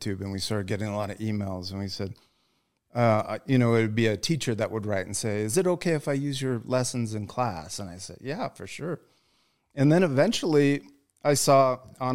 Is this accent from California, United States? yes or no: no; Utah, United States; moved away as an adult; also born or lived in Michigan; we're from Utah, so all of our family, you know, our parents are from here